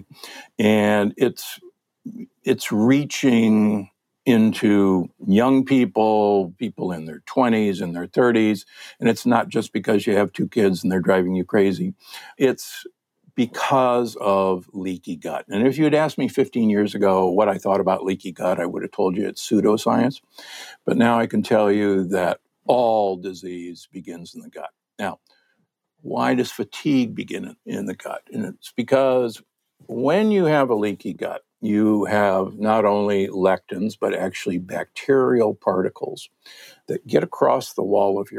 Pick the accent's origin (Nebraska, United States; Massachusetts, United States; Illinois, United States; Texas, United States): Nebraska, United States; Omaha; I'm from Omaha, Nebraska, the Corn Huskers